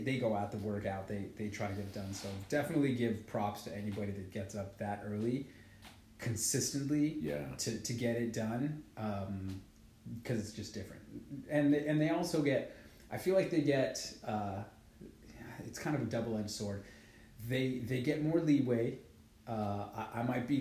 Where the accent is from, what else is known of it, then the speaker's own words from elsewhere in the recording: Santa Fe, New Mexico, United States; also born or lived in Las Vegas, New Mexico / Albuquerque, New Mexico; I'm from Central New Mexico.